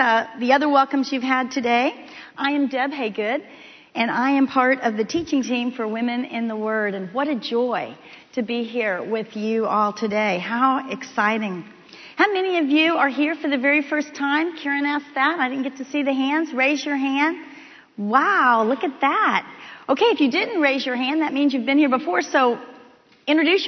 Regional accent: Miami, Florida, United States; moved away as an adult; also born or lived in Texas; I'm from Miami, Florida

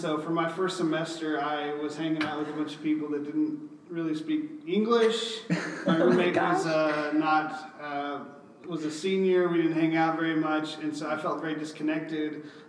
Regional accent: California, United States; moved away as an adult; also born or lived in Fort Worth, Texas; I grew up in California, and I moved to Fort Worth to go to TCU.

